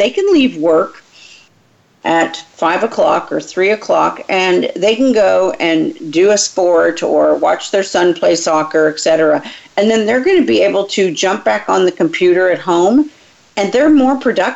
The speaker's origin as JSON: {"language": "English", "country": "Canada", "tie": "born or raised there", "moved": "yes", "lives_now": "Texas, United States", "said": "I was raised in Canada, so things were very different here in Texas when I moved here."}